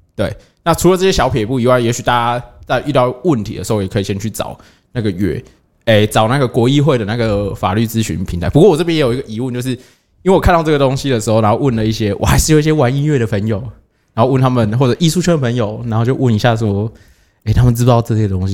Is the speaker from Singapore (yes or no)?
no; Taiwan; 我们台湾还有什么代发？